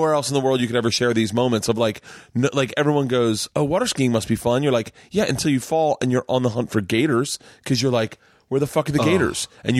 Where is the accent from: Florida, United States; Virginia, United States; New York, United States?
Florida, United States; I grew up in Florida